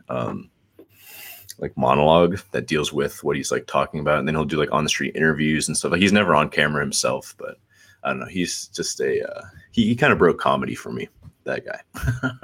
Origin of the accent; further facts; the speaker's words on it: Atlanta, Georgia, United States; also born or lived in Brazil; I was I was born in Northside Hospital, um, and then lived here for I think about three years.